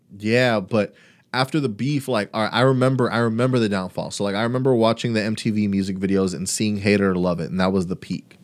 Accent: Brownsville, Texas, United States; I'm from Brownsville

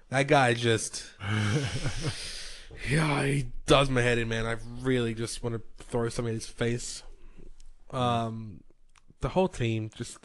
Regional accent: New South Wales, Australia; we are people from New South Wales.

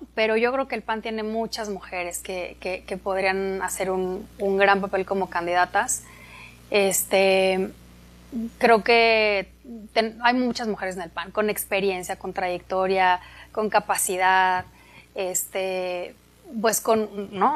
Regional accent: Atizapán de Zaragoza, State of Mexico, Mexico; Yo soy del Estado de México, de Atizapán

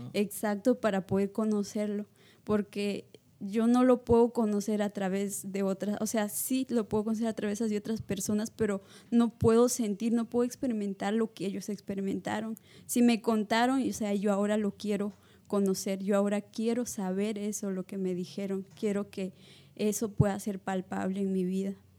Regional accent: La Libertad, Peru; moved away; soy de Perú, pero soy natural de la libertad de Perú. Y Llevo tres años acá.

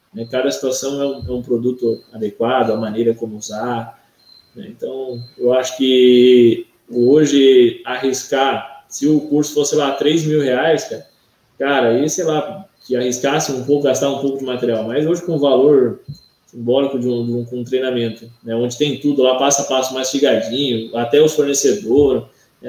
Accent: Santa Catarina, Brazil; Eu sou daqui de Santa Catarina

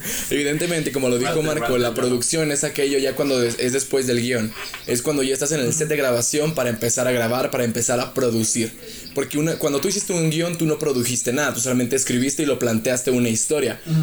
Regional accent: Chihuahua, Mexico; yo soy de Chihuahua y ahorita estoy en Querétaro por un, por un viaje de trabajo

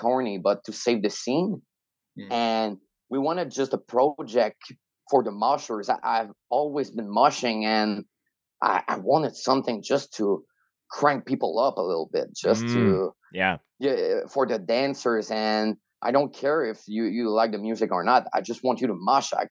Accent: Rimouski, Quebec, Canada; now in Montreal, Canada; it was in my hometown and Jean Gab's hometown, Rimouski

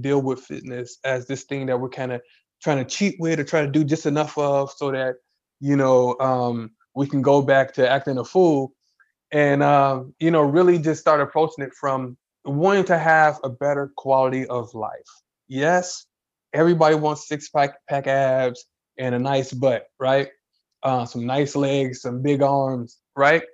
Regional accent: Chicago, Illinois, United States; I'm from Chicago. It's a big city, but we're country

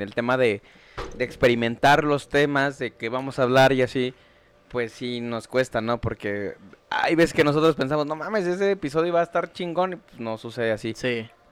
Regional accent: Mexico City, Mexico; soy de Iztapalapa, nací en Iztapalapa, crecí en Iztapalapa.

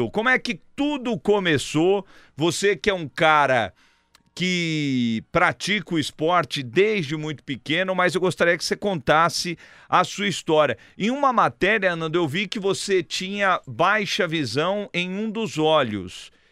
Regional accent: Rio de Janeiro, Brazil; Sou, sou do Rio de Janeiro.

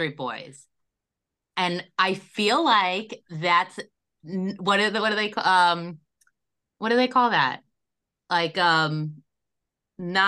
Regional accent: Long Beach, United States; I grew up in Long Beach

